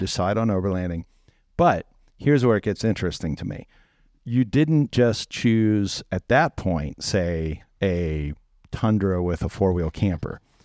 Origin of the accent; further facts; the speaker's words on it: East Coast, United States; I come from East Coast culture